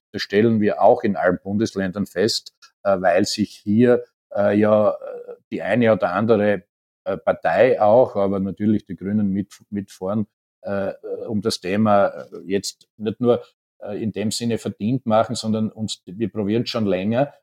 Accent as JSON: {"language": "German", "region": "Styria", "country": "Austria", "tie": "born or raised there", "said": "in der Steiermark, mein Heimatbundesland ist ja"}